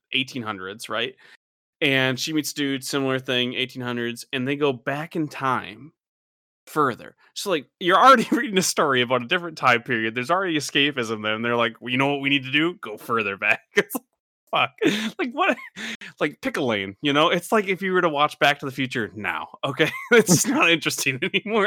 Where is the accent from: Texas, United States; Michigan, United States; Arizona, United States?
Michigan, United States; growing up in Michigan